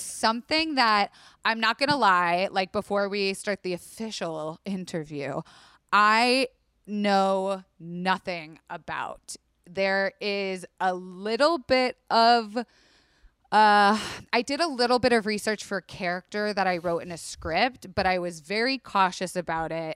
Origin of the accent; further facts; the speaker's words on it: Florida, United States; I am from Florida